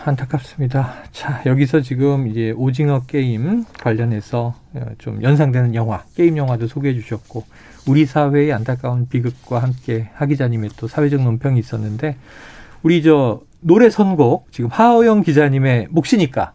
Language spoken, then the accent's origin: Korean; Seoul, South Korea; 서울에서 자란 저는